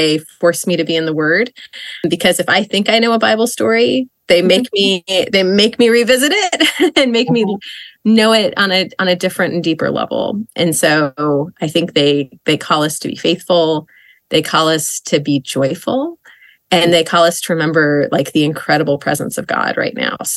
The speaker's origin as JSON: {"language": "English", "region": "Idaho", "country": "United States", "tie": "born or raised there", "also_born_or_lived": "Indiana", "moved": "yes", "lives_now": "Philadelphia, United States", "said": "I live and work outside of Philadelphia, but I grew up in Idaho."}